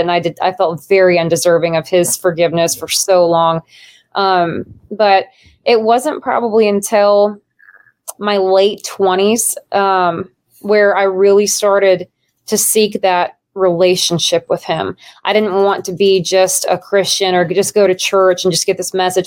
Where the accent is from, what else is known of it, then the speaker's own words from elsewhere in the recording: Nebraska, United States; moved away; I'm from Nebraska originally